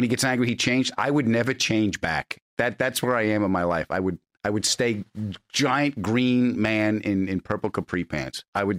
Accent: New York City, New York, United States; I was from Queens

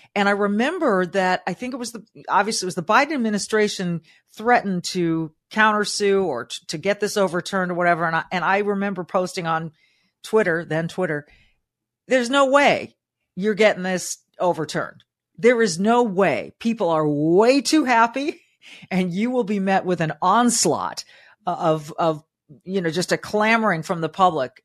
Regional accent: Southern California, United States; Growing up in Southern California, my mom was a public school teacher

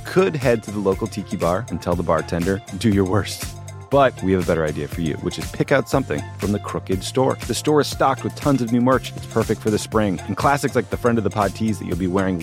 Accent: Dedham, Massachusetts, United States; my hometown in Dedham, Massachusetts

